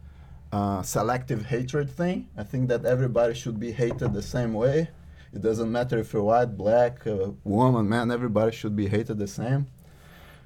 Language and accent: English; Juiz de Fora, Minas Gerais, Brazil; born or raised there; now in Norway